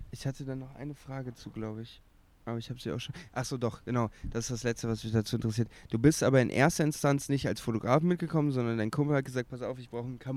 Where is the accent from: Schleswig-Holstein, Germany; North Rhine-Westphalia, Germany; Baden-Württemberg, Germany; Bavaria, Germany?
North Rhine-Westphalia, Germany; Cologne; bin gar kein Kölsch und ich bin ja gebürtiger Kölner.